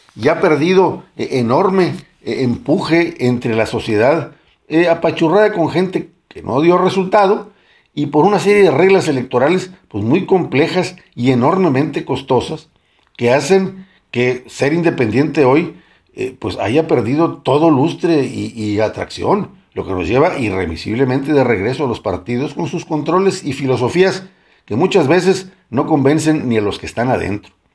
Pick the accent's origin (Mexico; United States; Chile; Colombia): Mexico; los eh, mexicanos hemos